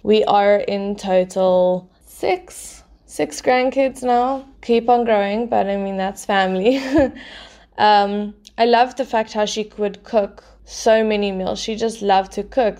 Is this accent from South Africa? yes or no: yes; Port Elizabeth, Eastern Cape, South Africa; first language English; also born or lived in Pretoria / Mozambique; I was born in Pretoria, raised in Bluewater Bay, Port Elizabeth in the Eastern Cape